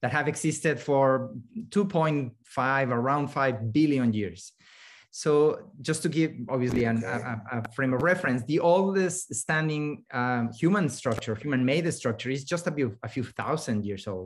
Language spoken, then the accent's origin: English; Mexico City, Mexico; now in Canada; when I was growing up in Mexico City